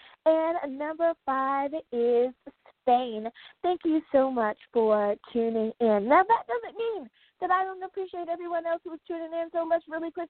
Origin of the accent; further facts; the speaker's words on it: United States; the U.S. of A, my home country.